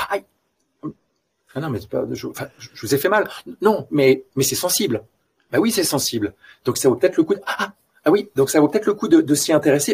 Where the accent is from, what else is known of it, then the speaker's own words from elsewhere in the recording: France; also born or lived in Los Angeles; now in Belgium; je suis français et je vis en Belgique